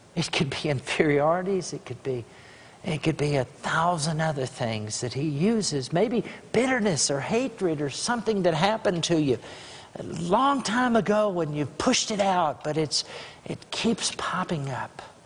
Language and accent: English; Grassland, Texas, United States; I'm from Grassland, Texas